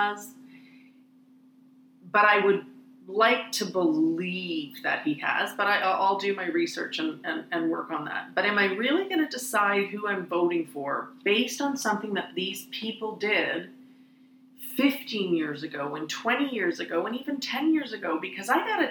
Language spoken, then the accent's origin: English; Canada; as a Canadian